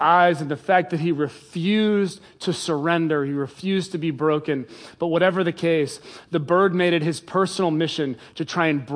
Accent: England, United Kingdom; I was born in England

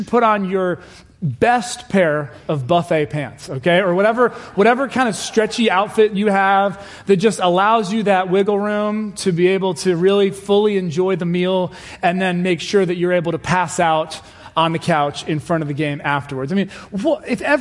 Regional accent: Cincinnati, Ohio, United States; I grew up in Cincinnati, Ohio

